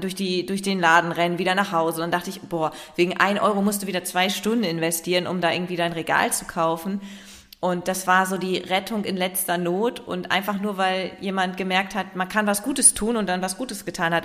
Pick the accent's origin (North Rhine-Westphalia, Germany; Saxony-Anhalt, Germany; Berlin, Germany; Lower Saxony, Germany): Lower Saxony, Germany; Leer; now in Hamburg, Germany; Tatsächlich lebe ich in Hamburg. Ich bin in Leer geboren